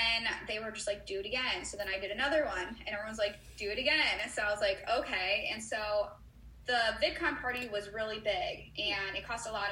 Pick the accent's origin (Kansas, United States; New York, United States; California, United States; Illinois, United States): Illinois, United States; Chicago; I'm from Chicago